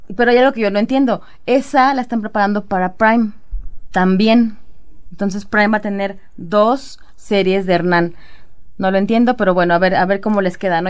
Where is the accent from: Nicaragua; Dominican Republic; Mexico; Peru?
Mexico; como mexicano